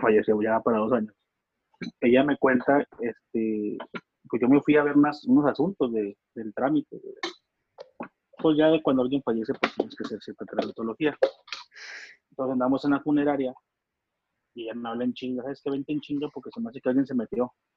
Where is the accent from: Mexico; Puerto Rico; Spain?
Mexico; Torreón, Coahuila; soy de Torreón